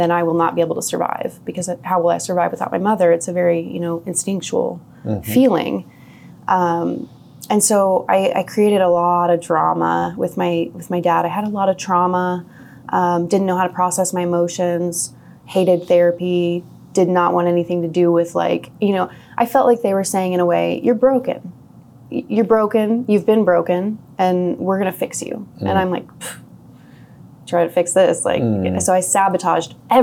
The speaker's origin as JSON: {"language": "English", "town": "Independence", "region": "Missouri", "country": "United States", "tie": "born or raised there", "said": "I was born in Independence, Missouri"}